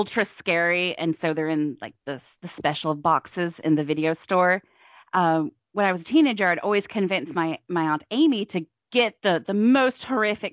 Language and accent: English; Cornwall, South West England, United Kingdom; accent: Cornish; now in Tennessee, United States; originally from Cornwall, but I've lived in America since the late 90s.